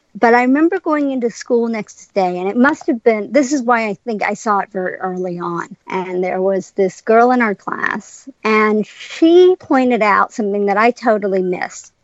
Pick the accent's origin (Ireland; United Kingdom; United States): United States; Cincinnati, Ohio; also born or lived in Sri Lanka; I was born in Sri Lanka and I didn't move to Cincinnati till I was five